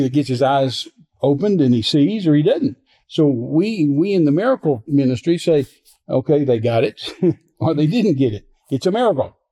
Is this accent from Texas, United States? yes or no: yes; Midland, Texas, United States; I was raised in Midland, Texas